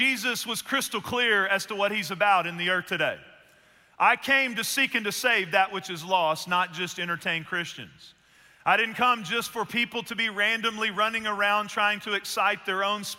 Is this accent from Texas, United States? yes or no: yes; Northeast Texas, United States; I grew up in Northeast Texas, and my uncle's from there, too